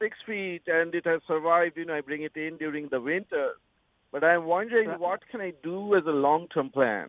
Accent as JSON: {"language": "English", "town": "Kolkata", "region": "West Bengal", "country": "India", "tie": "born or raised there", "moved": "yes", "lives_now": "Madison, United States", "said": "I grew up in Calcutta. I live in central Mississippi"}